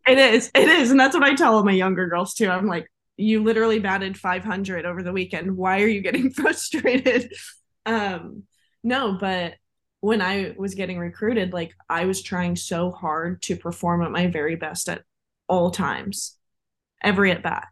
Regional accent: Visalia, California, United States; moved away as an adult; now in Ohio, United States; I am originally from Visalia, California, so quite a ways from home.

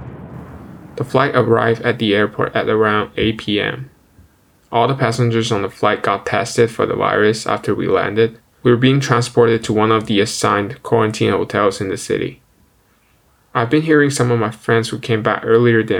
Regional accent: China; moved away as an adult; now in Ottawa, Canada; I'm an international student and I come back home to China every summer

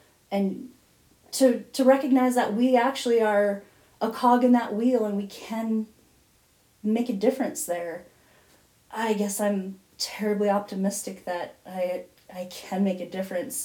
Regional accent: South Dakota, United States; Growing up in South Dakota

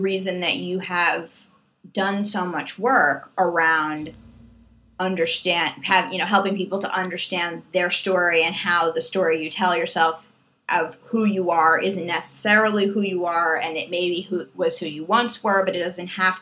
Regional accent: New York, United States; I am just a New Yorker through and through

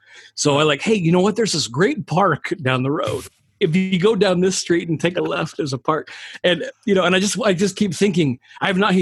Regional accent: Scotland, United Kingdom; also born or lived in New York; I'm Scottish

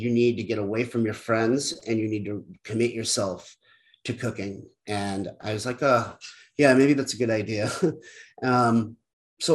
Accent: Connecticut, United States; moved away as an adult; now in Boston, United States; my neighbor growing up in Connecticut.

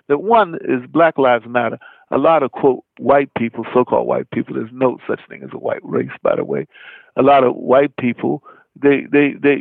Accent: Roanoke, Virginia, United States; I was raised in Roanoke, Virginia

